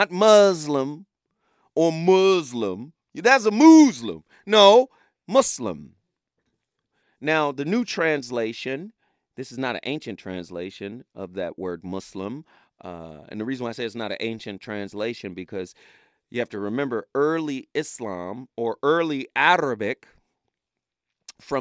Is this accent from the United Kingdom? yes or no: no; Chattanooga, Tennessee, United States; I'm from Chattanooga